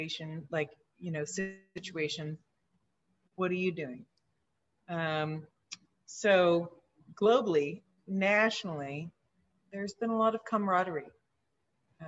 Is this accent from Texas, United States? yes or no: yes; Dallas, Texas, United States; I'm from Dallas